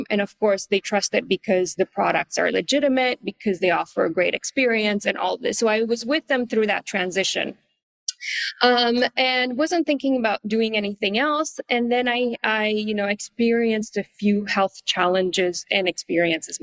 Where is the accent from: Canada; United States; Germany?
Canada; moved away as an adult; also born or lived in Paris, France; now in Asia; I'm Canadian, but very quickly after finishing school, I moved to Paris